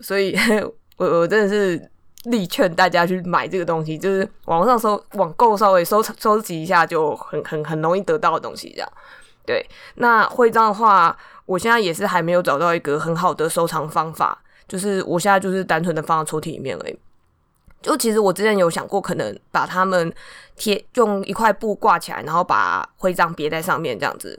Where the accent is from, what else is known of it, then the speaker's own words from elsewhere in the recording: Taipei, Taiwan; 我是台北人